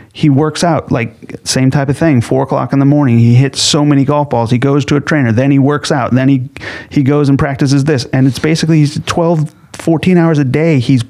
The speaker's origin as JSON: {"language": "English", "town": "Los Angeles", "region": "California", "country": "United States", "tie": "born or raised there", "said": "I grew up in Los Angeles"}